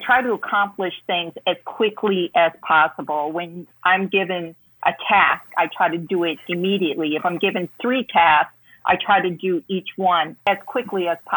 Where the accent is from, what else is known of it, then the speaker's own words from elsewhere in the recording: Chicago, Illinois, United States; moved away; I'm from Chicago